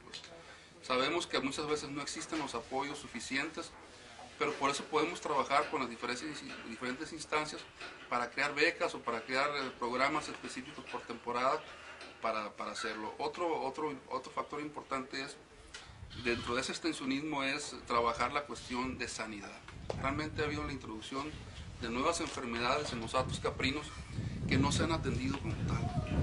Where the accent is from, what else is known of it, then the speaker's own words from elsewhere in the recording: Baja California Sur, Mexico; Nosotros somos de los pocos subcalifornianos de pura cepa que quedamos en Baja California Sur.